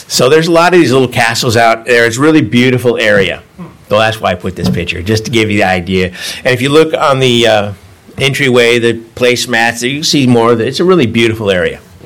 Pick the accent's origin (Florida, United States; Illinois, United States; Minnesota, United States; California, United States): California, United States; Davis; moved away as an adult; also born or lived in San Francisco, California; now in France; I'm from Davis, just down the road